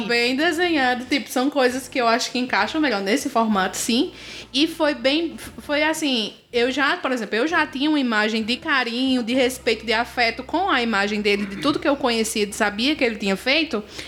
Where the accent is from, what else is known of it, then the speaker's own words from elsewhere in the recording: Juazeiro do Norte, Ceará, Brazil; a gente que é juazeirense